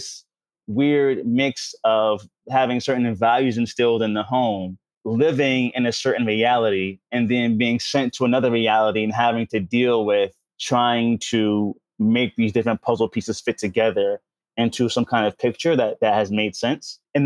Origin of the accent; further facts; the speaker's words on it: New York City, New York, United States; moved away as an adult; also born or lived in Washington, D.C.; I grew up in Harlem during the crack era